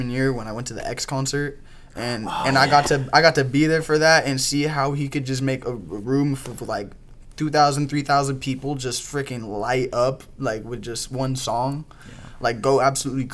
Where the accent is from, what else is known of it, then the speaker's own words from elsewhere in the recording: Everett, Washington, United States; I'm from Everett